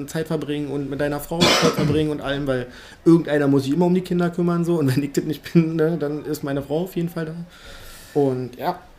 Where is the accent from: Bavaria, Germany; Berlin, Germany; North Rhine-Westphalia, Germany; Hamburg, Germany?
Berlin, Germany; Also ich bin bis zur vierten Klasse in Hohenschönhausen aufgewachsen.